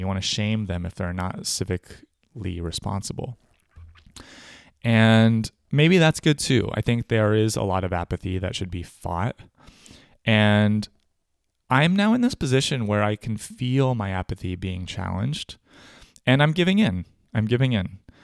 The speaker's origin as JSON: {"language": "English", "region": "California", "country": "United States", "tie": "born or raised there", "also_born_or_lived": "New York / Brooklyn, New York", "moved": "yes", "lives_now": "Germany", "said": "I was born in California, but I've voted for most of my life in New York State as a New Yorker, where I am still registered in Brooklyn. But I don't live there anymore. I live in Germany."}